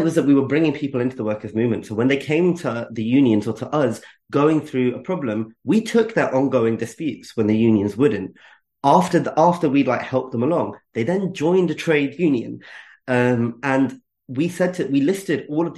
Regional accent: United Kingdom; I'm British and I'm Asian

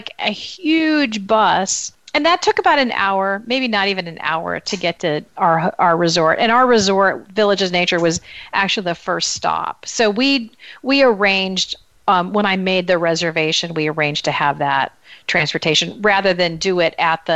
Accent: United States; as an American walking through with your high school French

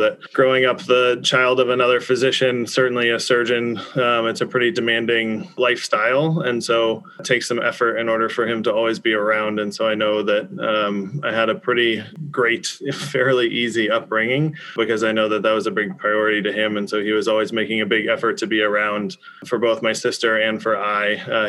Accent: Dallas, Texas, United States; now in Massachusetts, United States; I grew up in Dallas, Texas

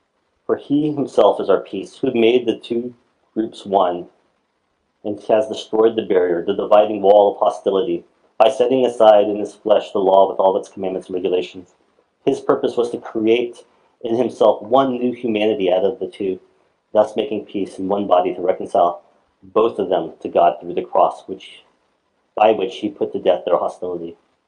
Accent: South Korea; born there; Most of you guys know I was born in Korea.

